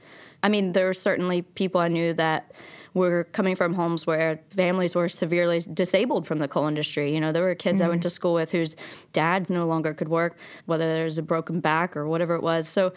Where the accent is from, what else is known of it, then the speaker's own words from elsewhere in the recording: Logan, West Virginia, United States; also born or lived in Abingdon, Virginia; I was born in Abingdon, Virginia, and I grew up in Logan, West Virginia. And we moved 12 times before I was in sixth grade between those two towns.